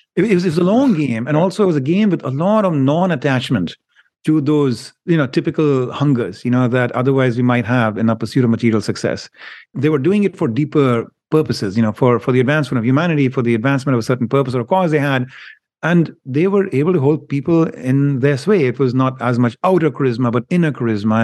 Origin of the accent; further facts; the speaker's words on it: India; moved away; I grew up in India